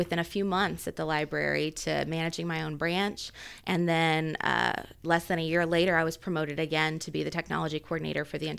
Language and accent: English; Centerville, Indiana, United States; now in Muncie, United States; I actually grew up in a tiny town called Centerville, Indiana.